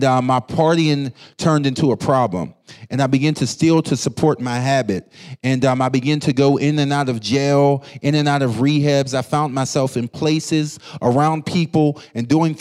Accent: Pittsburgh, Pennsylvania, United States; I grew up in Pittsburgh, Pennsylvania, going to church my whole life.

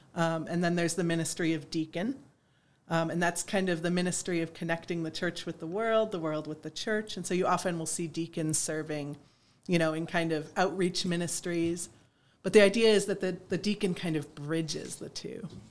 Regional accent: East Aurora, New York, United States; moved away as an adult; also born or lived in Hudson Valley, New York; I grew up uh, in East Aurora.

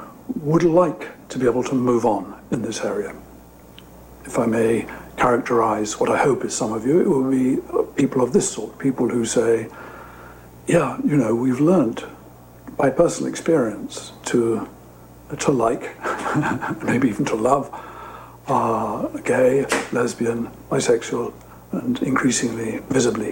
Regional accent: United Kingdom; accent: British; now in Madrid, Spain; As you can hear from my accent, I'm British. I'm talking to you from my home in Madrid

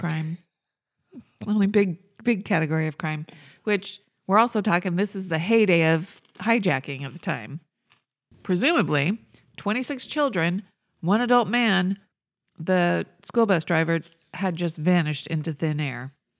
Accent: near Whittier, California, United States; Born very near my hometown.

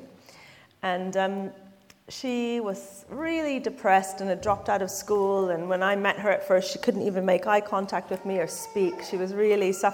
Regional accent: Canada; now in London, United Kingdom; I am Canadian

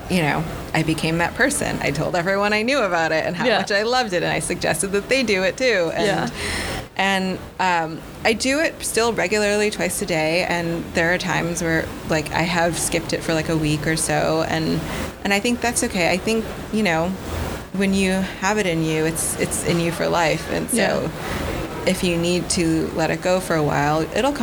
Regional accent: Buffalo, New York, United States; now in New York City, United States; I was born in New York City. When I was 1 year old, my family moved.

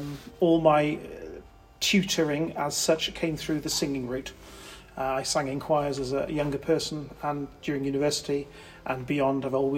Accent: Abergavenny, Wales, United Kingdom; moved away as an adult; also born or lived in north of England; now in Hereford, United Kingdom; I was brought up in Abergavenny, and after university and a couple of jobs working with churches in the north of England, I ultimately relocated to Hereford

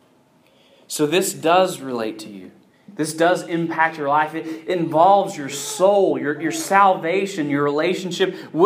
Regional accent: the South, United States; I grew up in the South

